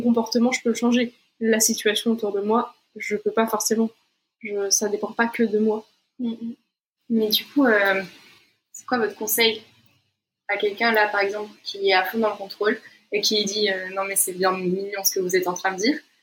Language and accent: French; Brazil; moved away; also born or lived in Portugal / France; je suis brésilienne, donc j'ai pas de nationalité euh, européenne